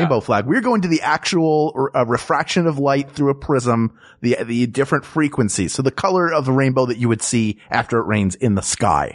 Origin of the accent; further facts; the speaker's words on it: Philadelphia, Pennsylvania, United States; moved away; Philadelphia, my hometown